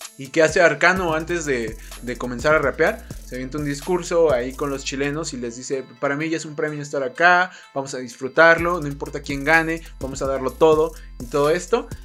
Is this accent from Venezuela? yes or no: no; Mexico; a mí como mexicano